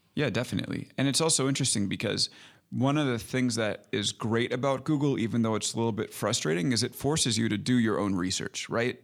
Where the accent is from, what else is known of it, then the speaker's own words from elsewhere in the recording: Long Island, New York, United States; also born or lived in Brooklyn; I grew up in Long Island, so I'm New York guy through and through